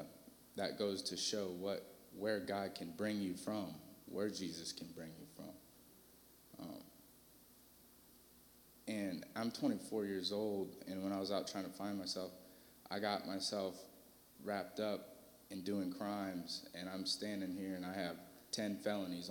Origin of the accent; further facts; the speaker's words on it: Fort Wayne, Indiana, United States; moved away as an adult; now in Terre Haute, United States; I'm from Fort Wayne, Indiana